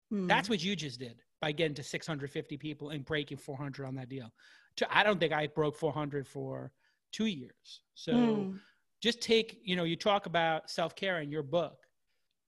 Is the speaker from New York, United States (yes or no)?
yes; New York City, New York, United States; I'm from Brooklyn